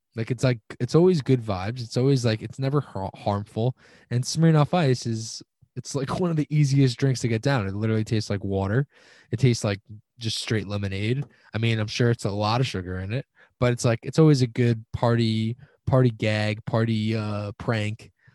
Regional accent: Long Island, New York, United States; I'm from Long Island

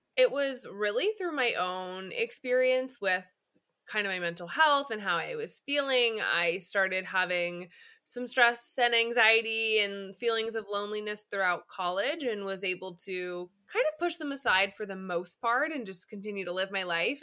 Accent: Upstate New York, United States; moved away as an adult; now in Los Angeles, United States; I am an upstate New Yorker turned West Coaster. I live in L A and have for the past five years

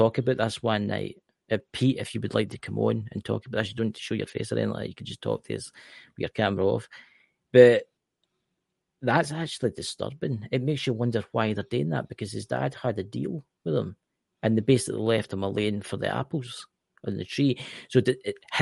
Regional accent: Scotland, United Kingdom; I'm Scottish

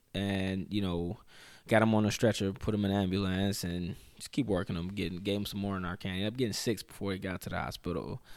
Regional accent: Chicago, Illinois, United States; moved away; also born or lived in Winona; growing up in Chicago

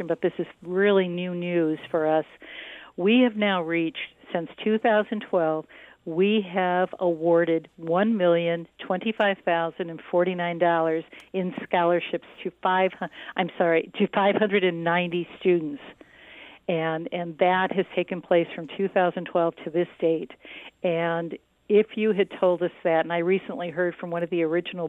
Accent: Saginaw Township, Michigan, United States; also born or lived in California; I grew up in Saginaw Township.

